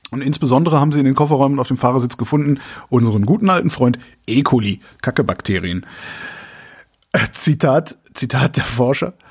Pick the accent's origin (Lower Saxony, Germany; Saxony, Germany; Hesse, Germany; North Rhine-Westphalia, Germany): North Rhine-Westphalia, Germany; Cologne; ich bin Kölner. Ich, ich habe noch nie was von Hachenburg